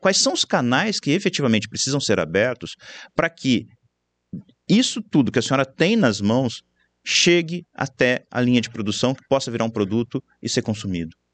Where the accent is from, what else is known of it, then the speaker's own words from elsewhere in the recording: Campinas, São Paulo, Brazil; eu sou de Campinas